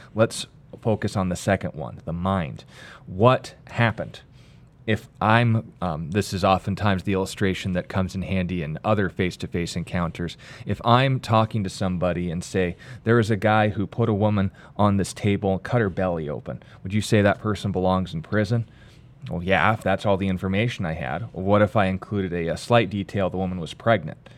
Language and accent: English; United States; I'm an American